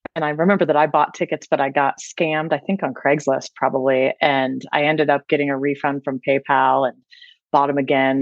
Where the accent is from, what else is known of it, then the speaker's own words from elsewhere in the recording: Ohio, United States; I grew up in Ohio